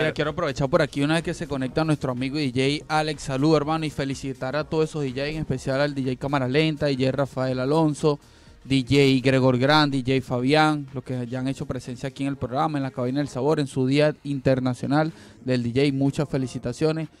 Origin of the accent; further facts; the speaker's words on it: Petare, Miranda, Venezuela; moved away; soy de Petare